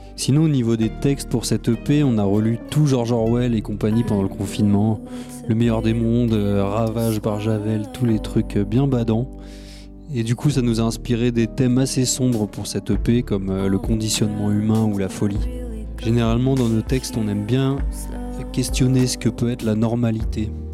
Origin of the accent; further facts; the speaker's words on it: Lagny-sur-Marne, Île-de-France, France; je viens de Lagny en Seine-et-Marne.